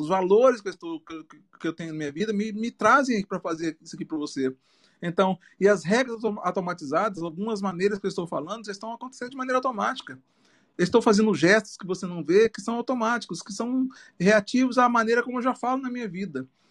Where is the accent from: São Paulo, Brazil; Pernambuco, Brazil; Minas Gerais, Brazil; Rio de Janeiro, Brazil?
Minas Gerais, Brazil; now in Natal, Brazil; Eu sou mineiro